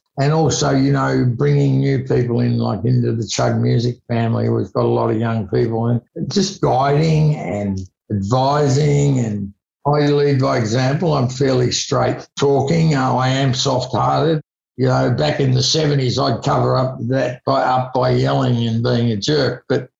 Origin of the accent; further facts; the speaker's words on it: Launceston, Tasmania, Australia; also born or lived in Melbourne; now in Sydney, Australia; I moved from Launceston to Melbourne to Sydney and I look back and I sometimes think, you know, I wonder what it had been like if I had gone to Los Angeles or London in the 70s and set up there.